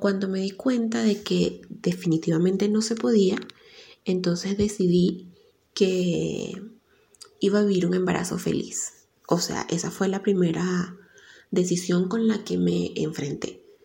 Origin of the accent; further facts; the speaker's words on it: Venezuela; now in Ecuador; Soy periodista venezolana y vivo en Ecuador.